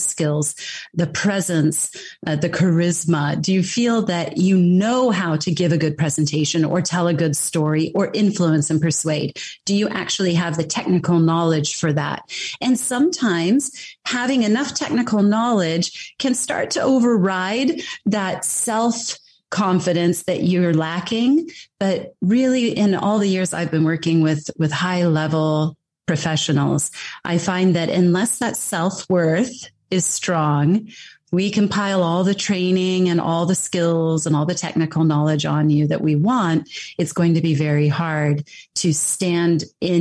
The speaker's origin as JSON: {"language": "English", "country": "United States", "tie": "born or raised there", "said": "I am American and I've grown up in that system"}